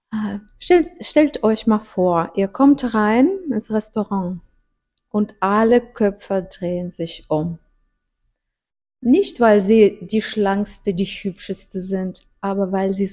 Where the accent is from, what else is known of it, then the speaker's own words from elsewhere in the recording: Russia; German is a second language; ich komme aus Russland und ich habe viel erlebt äh, und natürlich, wir haben das damals in Sowjetunion waren wir nicht so